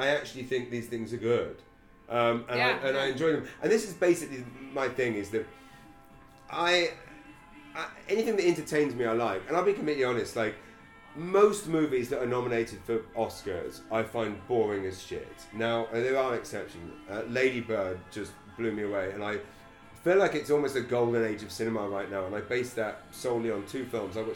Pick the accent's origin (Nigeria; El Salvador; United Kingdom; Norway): United Kingdom; England; moved away as an adult; now in Saint John, Canada; as a kid, I was just an English kid in an English school